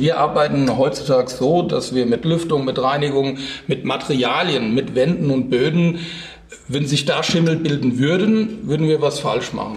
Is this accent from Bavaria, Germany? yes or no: no; Rheingau, Hesse, Germany; so einen kleinen Winzerbub aus dem Rheingau